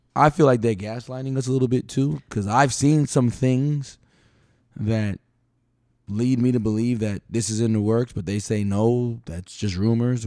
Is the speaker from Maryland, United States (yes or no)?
no; New York City, New York, United States; now in Palm Coast, United States; I've lived in Palm Coast, you know, I'm from New York City.